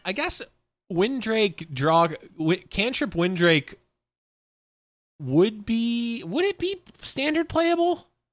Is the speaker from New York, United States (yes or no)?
yes; Buffalo, New York, United States; I'm from Buffalo, New York